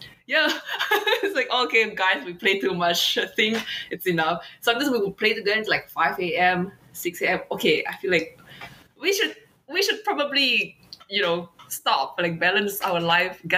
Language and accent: English; Indonesia; it reminds me of this from my home country